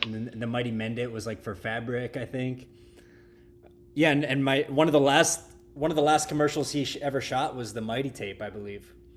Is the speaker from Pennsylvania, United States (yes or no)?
yes; Pittsburgh, Pennsylvania, United States; I grew up in Kennedy Township, which is, like, sorta up the hill from there